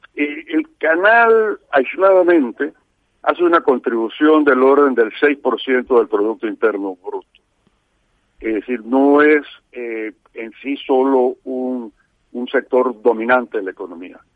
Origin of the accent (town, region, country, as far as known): Panama